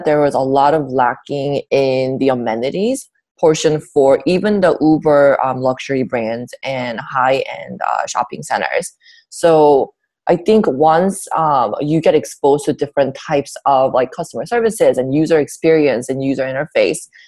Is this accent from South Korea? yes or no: yes; South Korea; now in United States; I was born and raised in South Korea near Busan